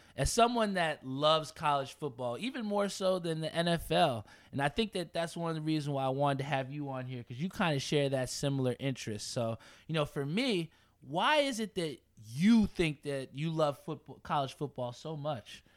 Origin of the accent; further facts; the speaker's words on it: Edison, New Jersey, United States; I'm from Edison, right here